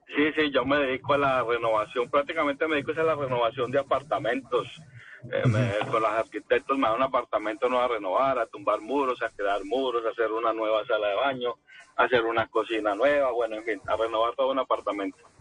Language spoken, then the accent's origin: Spanish; Cartago, Valle del Cauca, Colombia; moved away as an adult; now in Paris, France; De Cartago, en el Valle del Cauca